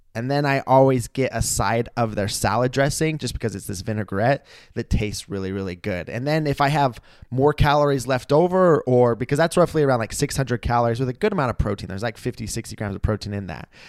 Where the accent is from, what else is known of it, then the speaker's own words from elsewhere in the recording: Idaho, United States; moved away; when I lived in my hometown in Idaho